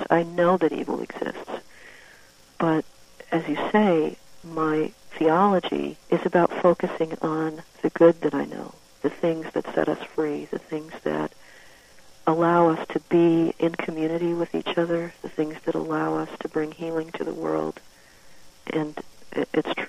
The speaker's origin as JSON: {"language": "English", "town": "Woodstock", "region": "Illinois", "country": "United States", "tie": "born or raised there", "said": "my hometown at that time, which was Woodstock, Illinois."}